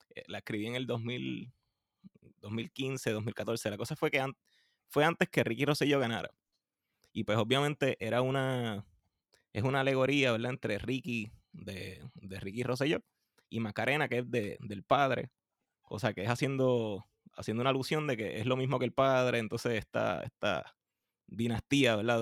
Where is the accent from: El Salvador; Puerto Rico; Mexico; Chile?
Puerto Rico; nosotros los puertorriqueños que nos pasamos comiéndonos las letras